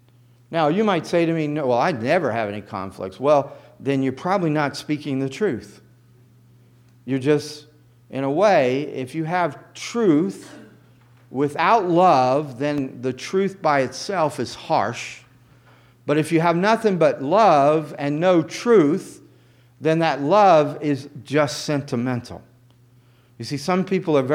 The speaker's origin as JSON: {"language": "English", "region": "the South", "country": "United States", "tie": "born or raised there", "said": "I grew up in the South"}